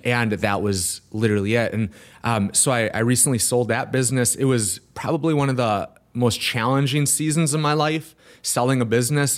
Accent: Milwaukee, Wisconsin, United States; Milwaukee area. Brookfield, Waukesha

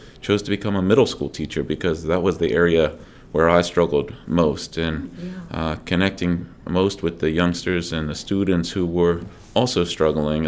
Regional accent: Dover, Delaware, United States; I grew up in Dover, Delaware

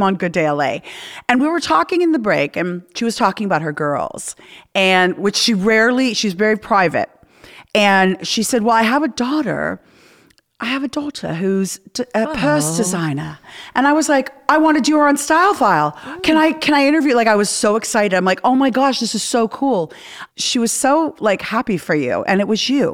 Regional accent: Canada; I'm Canadian

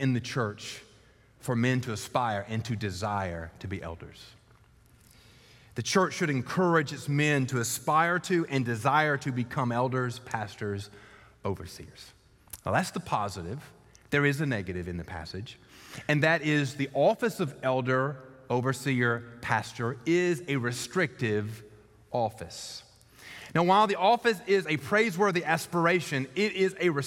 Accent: Columbus, Georgia, United States; in Columbus, Georgia, in my hometown

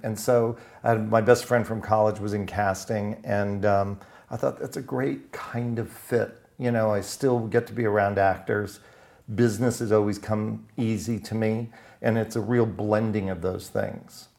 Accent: West Palm Beach, Florida, United States; I am from Florida. I was raised in West Palm Beach, Florida

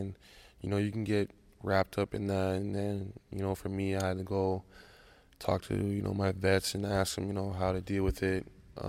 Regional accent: Canada; because, you know, I'm Canadian, you know, was ultimately, you know, an amazing feeling.

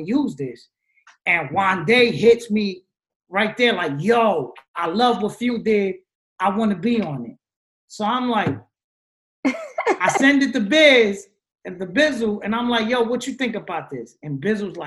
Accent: New Jersey, United States; I'm from Jersey. I grew up talking like this

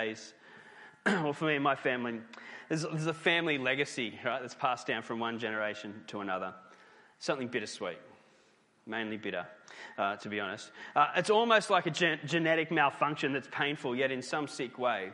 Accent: Newcastle, New South Wales, Australia; Newcastle, my hometown

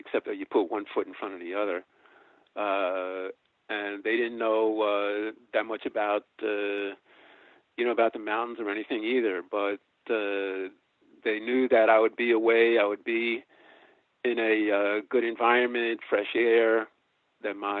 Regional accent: New York City, New York, United States; if you're growing up in New York City. I grew up here

